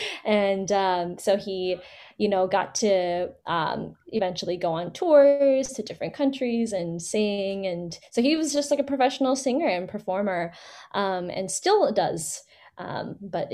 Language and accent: English; Fremont, California, United States; Born and raised in the Bay, actually, in Fremont.